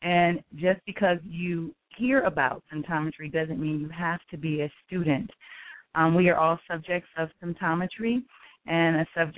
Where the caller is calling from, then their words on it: Greensboro, North Carolina, United States; I am calling from Greensboro, North Carolina.